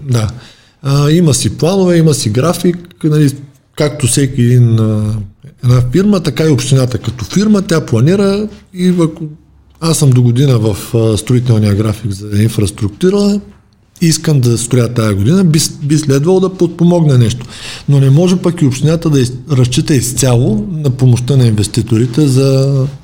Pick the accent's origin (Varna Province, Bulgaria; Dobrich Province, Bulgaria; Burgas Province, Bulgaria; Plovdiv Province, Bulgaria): Dobrich Province, Bulgaria; Dobrich; съм от Добрич